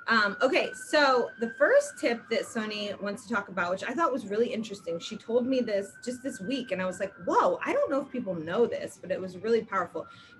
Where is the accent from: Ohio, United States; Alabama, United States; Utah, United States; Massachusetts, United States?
Ohio, United States; I'm from Ohio.